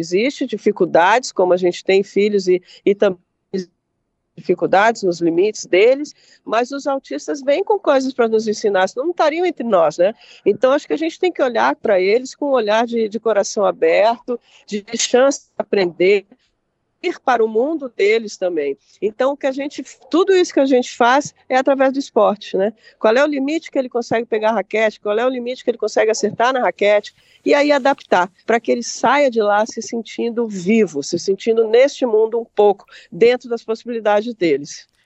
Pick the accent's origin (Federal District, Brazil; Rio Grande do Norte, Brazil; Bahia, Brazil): Federal District, Brazil; Brasília; moved away as an adult; now in Rio Grande do Sul, Brazil; morando no, no meu segundo estado, sou brasiliense